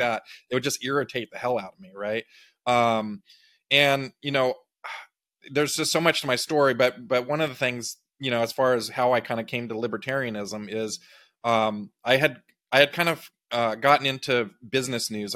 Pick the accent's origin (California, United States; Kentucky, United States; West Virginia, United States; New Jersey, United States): California, United States; Big Sur; I grew up in Big Sur, California, uh, on the coast